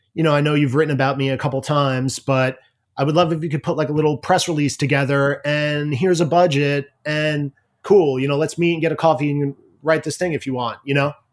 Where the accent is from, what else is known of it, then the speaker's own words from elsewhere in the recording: Ridge, New York, United States; I grew up in Ridge, which is probably, like, an hour west of you right now.